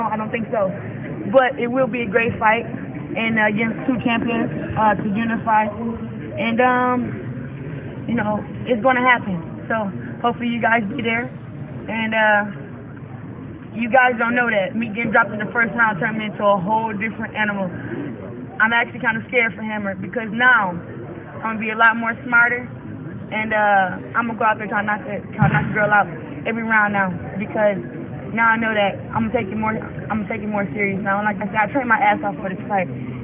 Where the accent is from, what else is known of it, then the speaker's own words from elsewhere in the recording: Flint, Michigan, United States; I am Flint. Michigan lives deep down inside of me